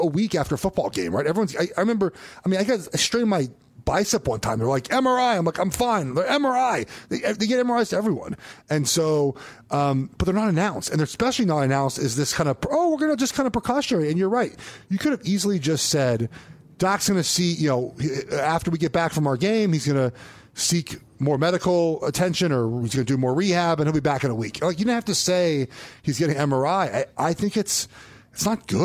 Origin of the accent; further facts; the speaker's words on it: Los Angeles, California, United States; I'm from West Los Angeles.